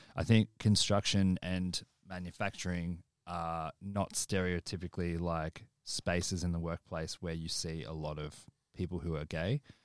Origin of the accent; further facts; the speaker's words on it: Australia; moved away as an adult; now in United Kingdom; our experience predominantly being in Australia